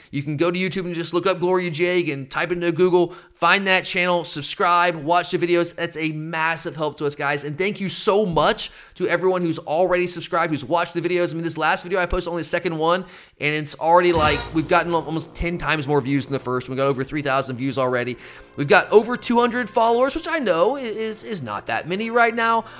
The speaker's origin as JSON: {"language": "English", "area": "Gwinnett County", "region": "Georgia", "country": "United States", "tie": "born or raised there", "said": "growing up in Gwinnett County, like, that's, that was my dream, was to play for Brookwood High School"}